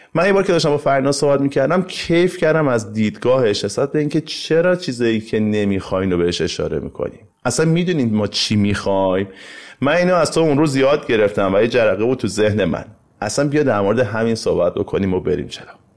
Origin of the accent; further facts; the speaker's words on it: Iran; به عنوان یک ایرانی